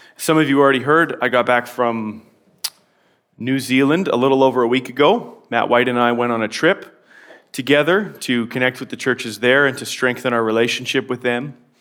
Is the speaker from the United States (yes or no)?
no; Canada; I'm a Canadian